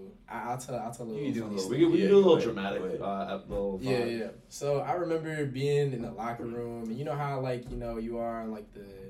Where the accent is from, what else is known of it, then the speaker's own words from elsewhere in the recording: Dallas, Texas, United States; since I'm from Texas, I went to a school, a private school in Dallas, Texas, mostly PWI